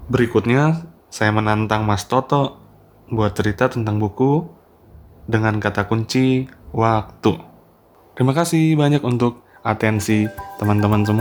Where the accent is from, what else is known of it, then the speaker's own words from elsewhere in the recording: Ambon, Maluku, Indonesia; born there; Saya kemudian juga ikut merenungkan bagaimana kondisi kota kelahiran saya Ambon pada masa 1936 hingga kejatuhan Hindia Belanda tersebut.